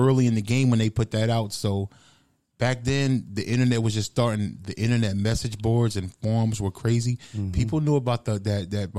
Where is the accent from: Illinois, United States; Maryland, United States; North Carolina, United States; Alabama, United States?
North Carolina, United States; Fayetteville; moved away; I didn't necessarily rap like I was from Fayetteville